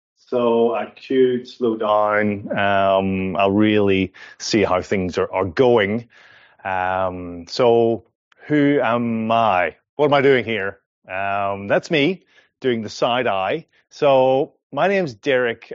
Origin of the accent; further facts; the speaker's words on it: Ireland; accent: Irish; moved away as an adult; now in Perth, Australia; I'm originally from Ireland. This is an Irish accent